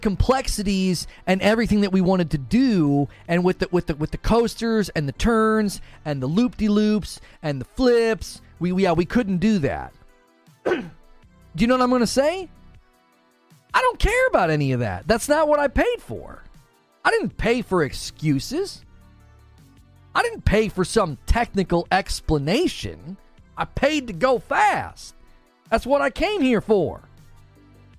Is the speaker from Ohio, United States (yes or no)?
yes; Northern Ohio, United States; I grew up in Northern Ohio going to Cedar Point